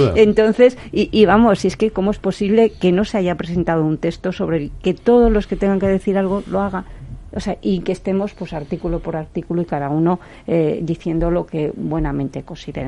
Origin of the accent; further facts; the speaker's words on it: Zamora, Castile and León, Spain; como soy zamorana